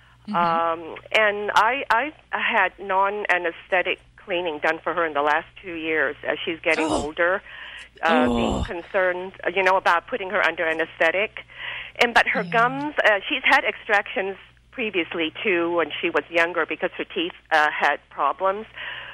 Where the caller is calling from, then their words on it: Torrance, California, United States; I'm calling from Torrance, California.